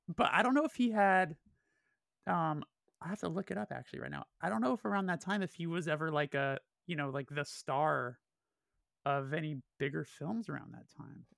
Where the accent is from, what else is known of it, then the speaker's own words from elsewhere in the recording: Burbank, California, United States; I'm from Burbank specifically, I was born and raised there